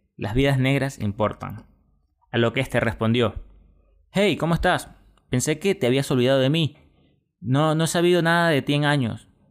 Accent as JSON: {"language": "Spanish", "country": "Venezuela", "said": "eso lo entiende uno como venezolano"}